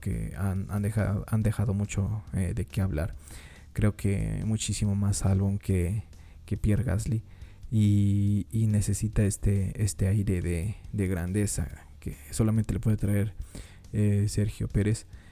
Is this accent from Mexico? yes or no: yes; Mexico; yo como mexicano